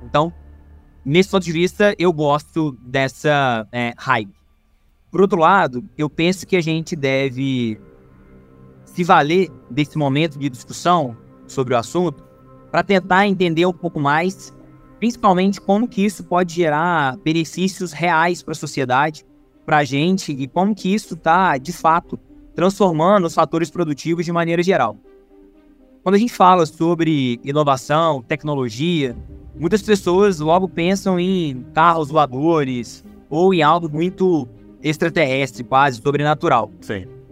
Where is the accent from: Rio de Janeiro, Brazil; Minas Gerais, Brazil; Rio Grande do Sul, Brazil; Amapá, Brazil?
Minas Gerais, Brazil; Juiz de Fora; eu sou orgulhosamente nascido e criado aqui em Juiz de Fora